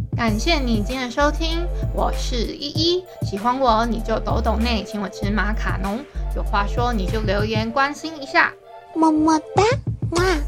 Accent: Hualien, Hualien County, Taiwan; 我是花莲人

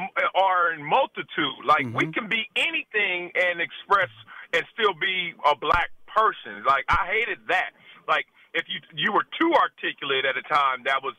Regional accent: Compton, California, United States; I'm big, black. I'm playing …. I'm from Compton, L.A.

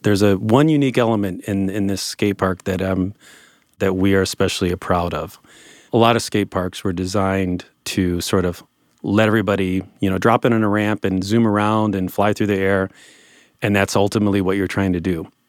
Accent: Grand Rapids, Ohio, United States; moved away as an adult; now in Lakewood, United States; I've lived here as long as I lived in my hometown before I left. So I'm as much from Lakewood as I am from, uh, Grand Rapids, Ohio.

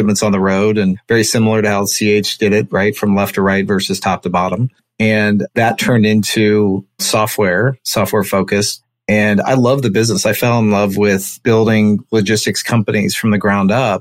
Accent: Cincinnati, Ohio, United States; I'm from Cincinnati, Ohio.

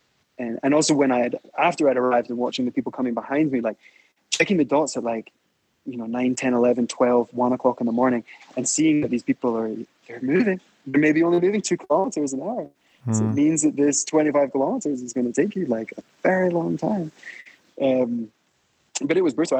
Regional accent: Scotland, United Kingdom; also born or lived in west coast of Canada; now in Mexico City, Mexico; I was from Scotland, but I lived on the west coast of Canada

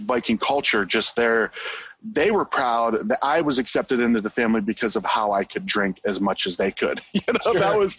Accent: Ohio, United States; now in Arizona, United States; I grew up in Ohio.

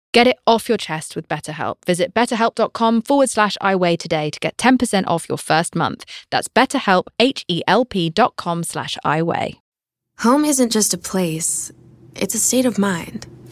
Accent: United Kingdom; I'm British

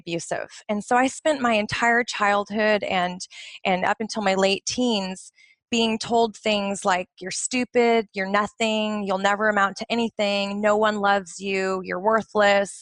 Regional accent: just outside of Portland, Oregon, United States; now in Bahrain; I grew up in the United States, just outside of Portland, Oregon, up in the Pacific Northwest

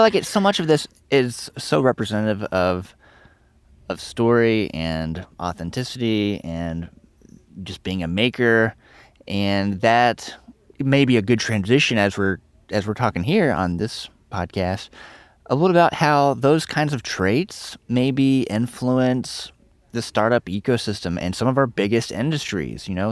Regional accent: Nashville, Tennessee, United States; I'm from Tennessee. I'm from Nashville.

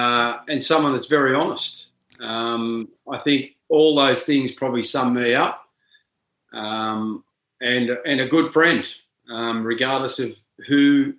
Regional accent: Junee, New South Wales, Australia; growing up in Junee. I grew up in a family of eight.

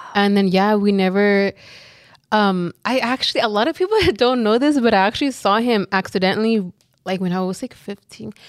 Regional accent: Los Angeles, California, United States; we grew up in South Central, like, our whole lives

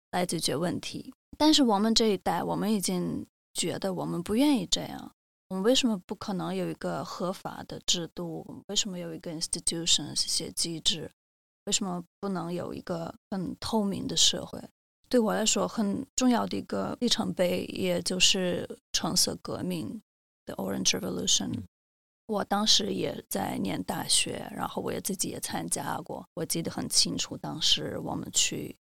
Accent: Kyiv, Ukraine; first language Russian; Chinese is a second language; moved away as an adult; now in Taiwan; 我出生在基辅，基辅是一个俄语的环境嗯哼，所以其实我出生在一个是我俄语的乌克兰人的家庭里

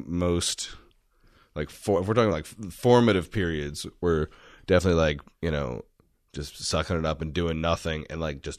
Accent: Houston, Texas, United States; also born or lived in Washington, D.C. / Savannah; now in Austin, United States; I grew up in Houston.

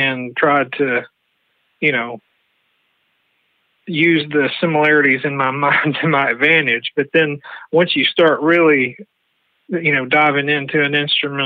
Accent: Madisonville, Tennessee, United States; I grew up in Madisonville

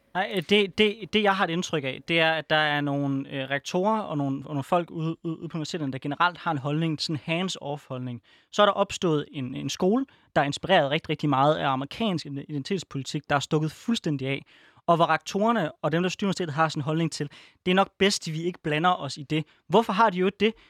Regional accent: Denmark

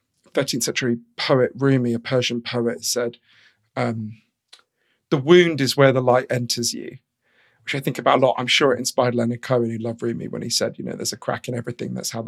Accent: London, United Kingdom; So I grew up in London, in a kind of middle-class suburb of London.

